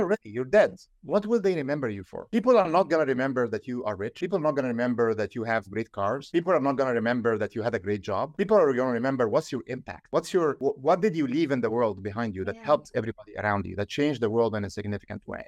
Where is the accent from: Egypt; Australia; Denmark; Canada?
Egypt; now in Silicon Valley, United States; I'm from Egypt